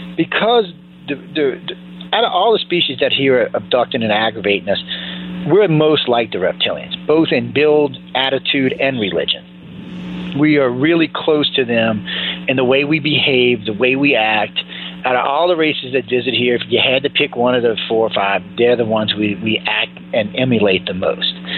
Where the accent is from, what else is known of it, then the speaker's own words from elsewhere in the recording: New Orleans, Louisiana, United States; I was raised in Louisiana, uh, in New Orleans, and I was raised hardcore Catholic